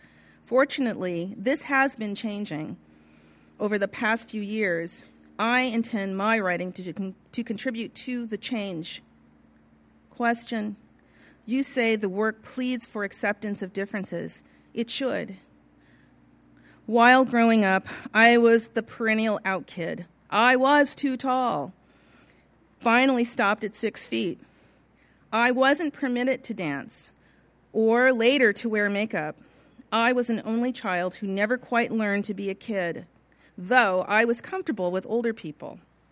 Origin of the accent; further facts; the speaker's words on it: Pasadena, California, United States; I was born in Pasadena, California in 1947, and except for some scattered months of living in the desert just outside of Victorville, I lived in Pasadena until 1970.